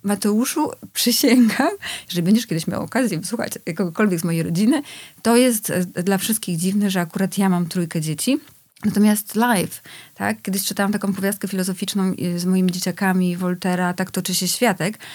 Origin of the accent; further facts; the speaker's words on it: Poland; ja się wychowywałam na wsi, y, w latach osiemdziesiątych